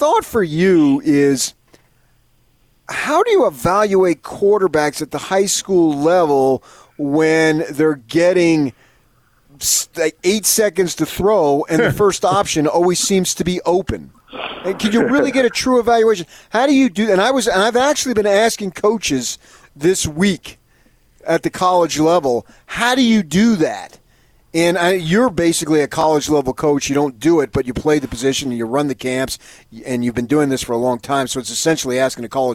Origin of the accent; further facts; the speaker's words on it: Parsippany, New Jersey, United States; growing up on Tioga Avenue in Parsippany, New Jersey